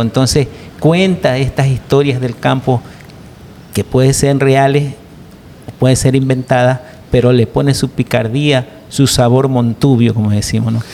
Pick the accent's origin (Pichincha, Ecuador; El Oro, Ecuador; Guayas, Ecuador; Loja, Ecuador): Guayas, Ecuador; Guayaquil; Yo soy nacido en Guayaquil, pero mi, pa, mi madre era de Manabí y mi padre pues era migrado de Milagro